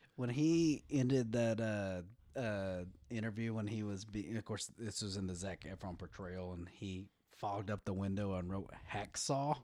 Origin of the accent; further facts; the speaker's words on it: West Texas, United States; I grew up in West Texas